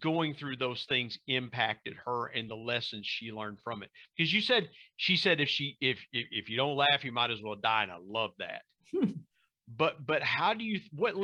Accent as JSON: {"language": "English", "region": "Southern Ohio", "country": "United States", "tie": "born or raised there", "moved": "yes", "lives_now": "West Virginia, United States", "said": "growing up in Southern Ohio and being across the border from West Virginia"}